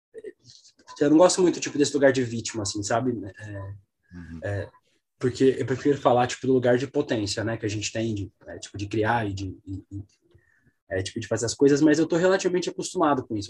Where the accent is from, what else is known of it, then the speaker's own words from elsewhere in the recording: Balneário Camboriú, Santa Catarina, Brazil; moved away; also born or lived in São Paulo; eu sou de São Paulo, mas eu cresci em Santa Catarina, eu cresci em Balneário Camboriú